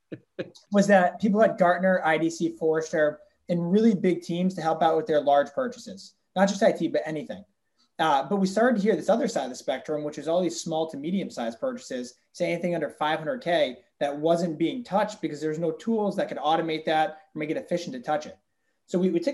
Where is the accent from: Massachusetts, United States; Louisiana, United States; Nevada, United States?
Massachusetts, United States; Central; I am from Central Mass, went to UMass Amherst